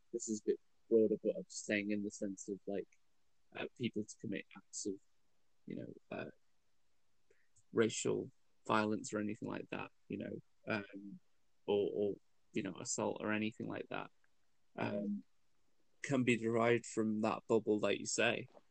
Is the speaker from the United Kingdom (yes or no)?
yes; United Kingdom; I was born here. Mum was born here